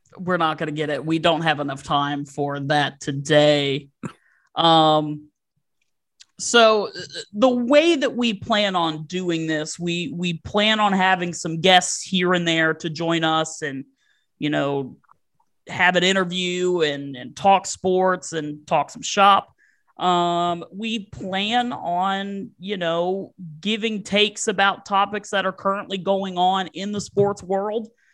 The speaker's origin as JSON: {"language": "English", "region": "Virginia", "country": "United States", "tie": "born or raised there", "said": "I am from Virginia. I've lived here my entire life."}